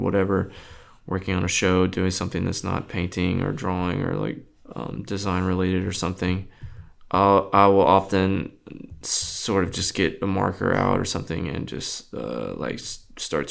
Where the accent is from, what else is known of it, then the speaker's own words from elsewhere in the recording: South Texas, United States; I'm really from South Texas, like in the country.